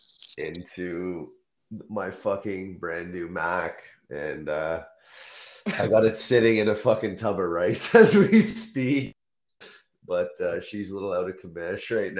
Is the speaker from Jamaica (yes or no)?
no; Canada; I'm a Canadian